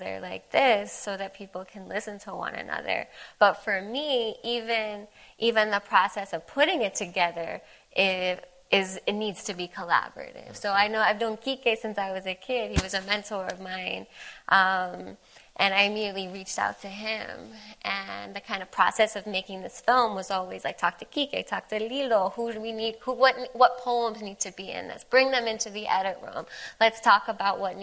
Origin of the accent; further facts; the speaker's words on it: Washington, District of Columbia, United States; moved away; I grew up in Mount Pleasant. I was 9 years old